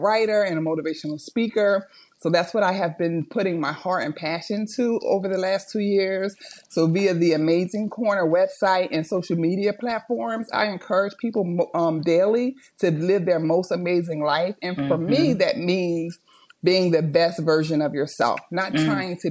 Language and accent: English; Chester, Pennsylvania, United States; now in Delaware, United States; I am from Chester, Pennsylvania, which is a small city outside of Philadelphia, but I am a resident of Delaware